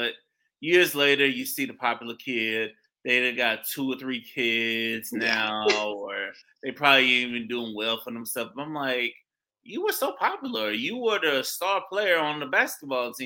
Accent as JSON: {"language": "English", "town": "St. Petersburg", "region": "Florida", "country": "United States", "tie": "born or raised there", "said": "my hometown, St. Petersburg, Florida"}